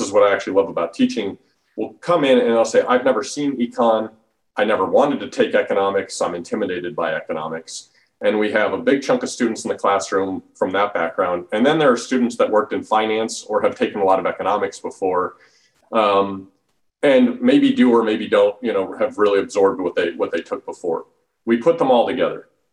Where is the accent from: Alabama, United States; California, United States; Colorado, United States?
Colorado, United States; Denver; moved away as an adult; also born or lived in Washington, D.C. / Charlottesville, Virginia; I grew up in Denver, Colorado